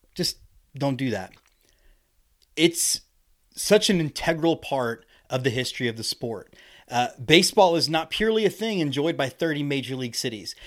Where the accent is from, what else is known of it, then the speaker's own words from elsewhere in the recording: Houston, Texas, United States; I'm from Houston, Texas, so we see ice, like, eight times in my lifetime down there